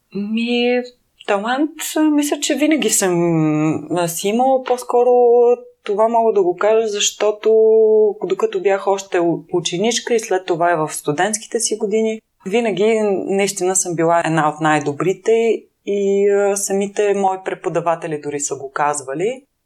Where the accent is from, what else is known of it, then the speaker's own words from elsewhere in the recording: Plovdiv, Plovdiv Province, Bulgaria; аз съм завършила художествено училище в град Пловдив, аз съм от Пловдив